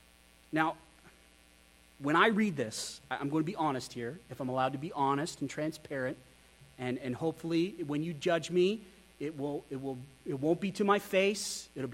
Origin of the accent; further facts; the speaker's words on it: Wyoming, United States; also born or lived in Texas / Idaho; I grew up in Wyoming. I grew up in Texas. I grew up in Idaho.